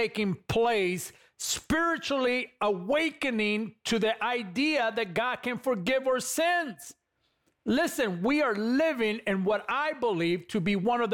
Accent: Los Angeles, California, United States; moved away; I come from California. I grew up in East LA, California

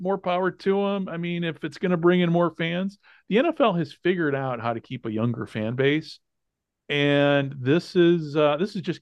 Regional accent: United States; now in Japan; I'm an American

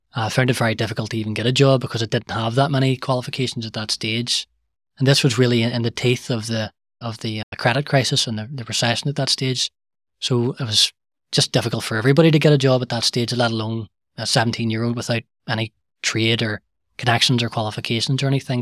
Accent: Belfast, Northern Ireland, United Kingdom; I was born and, and raised in the Shingle

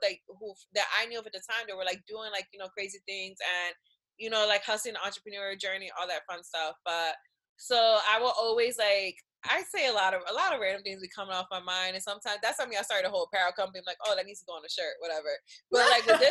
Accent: Philadelphia, Pennsylvania, United States; I'm from Philly

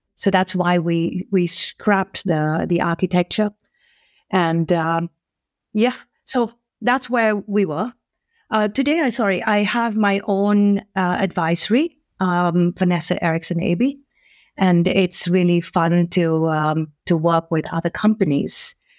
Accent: India; now in Sweden; I'm also Indian

